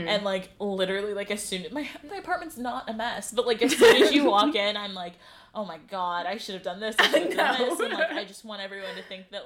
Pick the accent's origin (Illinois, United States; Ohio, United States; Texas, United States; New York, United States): Ohio, United States; Cleveland; now in Charleston, United States; I'm from Cleveland